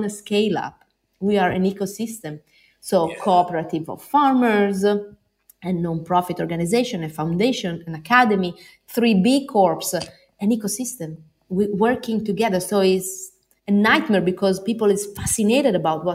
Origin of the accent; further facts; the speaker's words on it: Bologna, Emilia-Romagna, Italy; I come from Bologna.